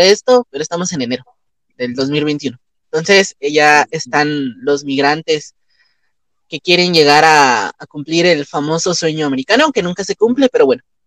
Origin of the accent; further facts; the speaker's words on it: Guatemala; como guatemaltecos nunca vamos a hablar mal de nosotros